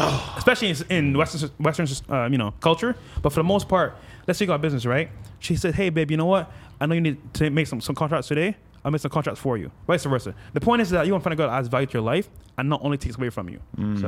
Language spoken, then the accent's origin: English; Barbados; now in Miami, United States; No, this is back. This here in Miami. Okay. So I came from Barbados, and then a year in, I met that chick at Wynwood downtown.